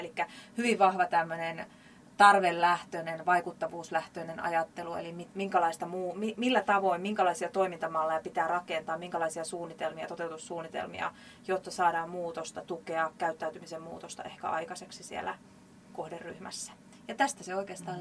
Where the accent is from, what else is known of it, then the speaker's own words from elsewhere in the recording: Jaala, Kymenlaakso, Finland; tuolta Kymenlaakson puolelta Jaalasta